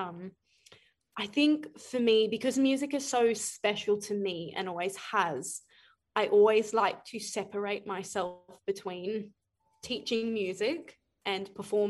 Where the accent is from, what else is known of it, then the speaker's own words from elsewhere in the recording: Brisbane, Queensland, Australia; also born or lived in Ipswich, Queensland; I grew up in Brisbane. I went to primary school in Brisbane, but I have grown in Ipswich